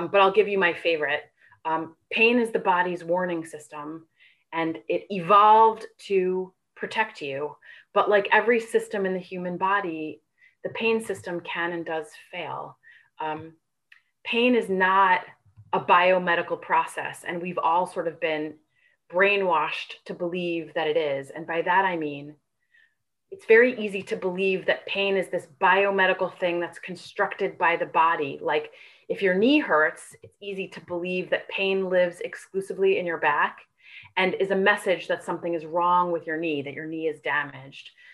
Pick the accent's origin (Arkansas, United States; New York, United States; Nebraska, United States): New York, United States; now in California, United States; I am a native New Yorker. I grew up in New York. I now live in California